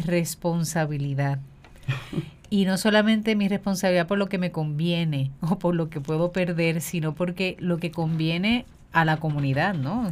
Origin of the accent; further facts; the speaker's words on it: Puerto Rico; nosotros como pueblo puertorriqueño